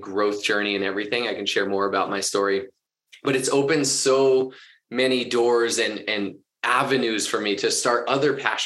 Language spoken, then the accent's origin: English; Boston, Massachusetts, United States; also born or lived in Orange County, California; now in Denver, United States; I grew up in Boston